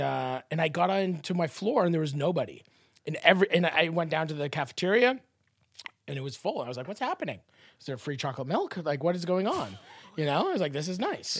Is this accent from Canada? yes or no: yes; Canada; I'm Canadian